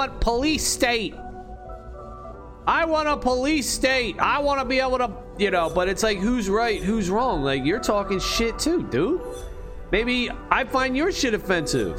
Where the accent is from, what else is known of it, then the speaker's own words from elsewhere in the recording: United States; I'm from US, USA